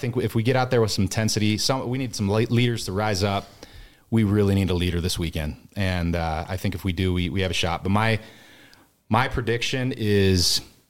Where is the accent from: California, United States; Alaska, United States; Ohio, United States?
California, United States; Southern; moved away; I grew up in Southern California where there's a donut shop on every corner.